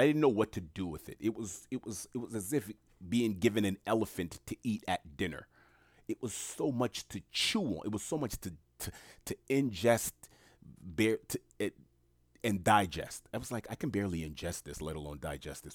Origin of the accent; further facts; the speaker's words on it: New York City, New York, United States; I'm born and raised in New York City